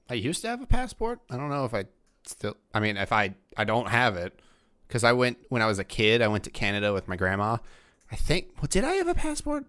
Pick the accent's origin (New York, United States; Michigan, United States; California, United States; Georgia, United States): Georgia, United States; now in Pittsburgh, United States; I grew up in Georgia